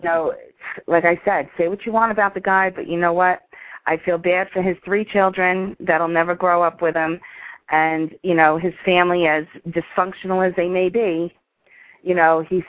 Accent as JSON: {"language": "English", "region": "New York", "country": "United States", "tie": "born or raised there", "said": "I grew up in New York"}